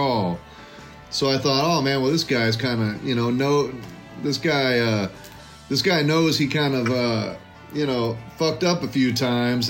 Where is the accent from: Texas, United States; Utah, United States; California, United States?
Texas, United States; We're both from Texas